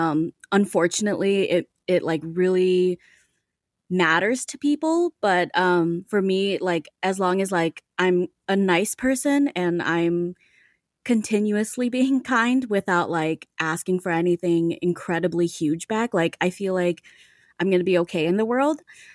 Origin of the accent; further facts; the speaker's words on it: Saint Paul, Minnesota, United States; I was born and raised in Minnesota, I wasn't introduced to white people a lot.